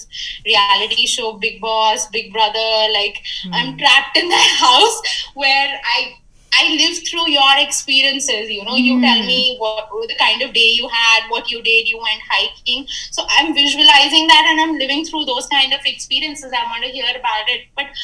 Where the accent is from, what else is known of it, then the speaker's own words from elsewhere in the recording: Jaipur, Rajasthan, India; moved away as an adult; also born or lived in United States / Bangalore; I grew up here, but I'd lost touch with a lot of people here by just not being here. You know, I studied in the US, then I worked in Bangalore. So I wasn't there in my hometown, Jaipur, for a lot of time